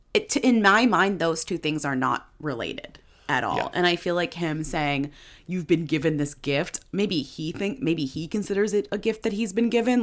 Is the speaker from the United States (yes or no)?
yes; Newton, Massachusetts, United States; I'm from Newton, Massachusetts